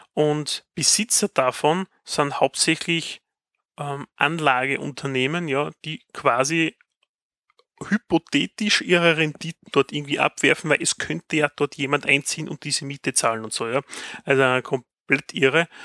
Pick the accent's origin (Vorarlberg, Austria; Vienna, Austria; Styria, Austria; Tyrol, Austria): Styria, Austria; bei uns in der Steiermark